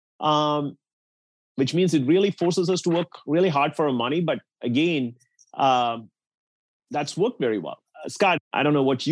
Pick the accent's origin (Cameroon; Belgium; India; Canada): India; now in United States; I grew up in India